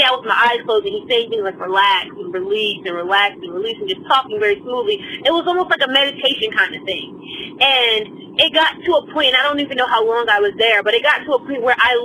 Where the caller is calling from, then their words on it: Raleigh, North Carolina, United States; I'm calling from Raleigh, North Carolina